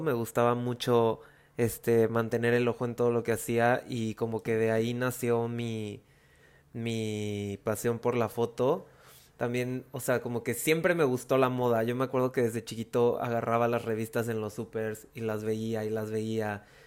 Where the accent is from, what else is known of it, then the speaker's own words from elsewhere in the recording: Veracruz, Mexico; soy de Veracruz